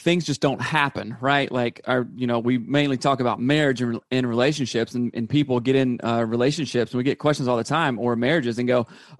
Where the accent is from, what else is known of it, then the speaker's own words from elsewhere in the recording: South Carolina, United States; I'm from South Carolina.